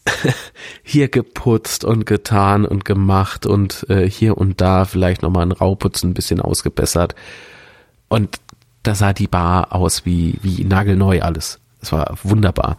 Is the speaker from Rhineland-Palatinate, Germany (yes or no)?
yes; Rhineland-Palatinate, Germany; now in Coburg, Germany; an meine alte Heimat erinnert. Ich komme aus Rheinland-Pfalz